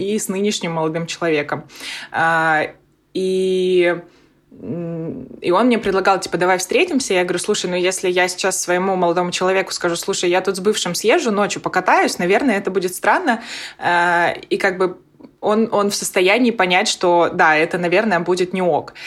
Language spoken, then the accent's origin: Russian; Nakhodka, Primorsky Krai, Russia; moved away as an adult; я вообще родом из Находки, это на Дальнем Востоке